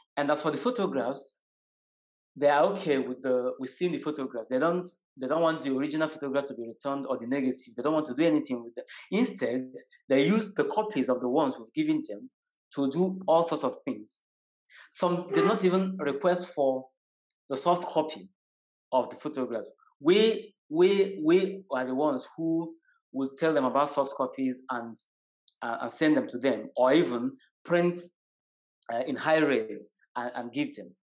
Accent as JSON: {"language": "English", "country": "Nigeria", "said": "I am from Nigeria"}